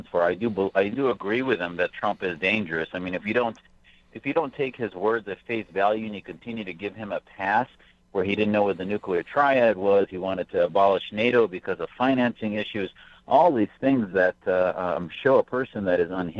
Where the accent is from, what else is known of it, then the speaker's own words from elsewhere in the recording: United States; as an American